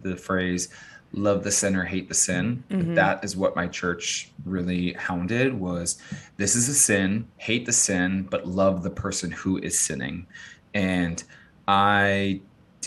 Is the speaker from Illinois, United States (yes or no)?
yes; Chicago, Illinois, United States; also born or lived in Los Angeles area, California; now in Austin, United States; I'm from Chicago